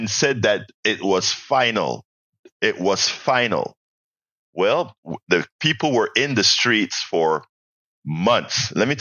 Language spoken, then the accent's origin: English; Panama; now in United States; Panama, my home country.